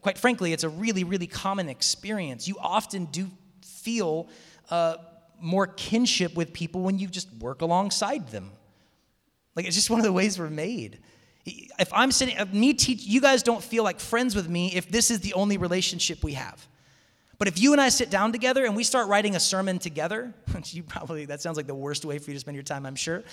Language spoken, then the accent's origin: English; Seattle, Washington, United States; moved away as an adult; also born or lived in Tacoma; I'm hail from Seattle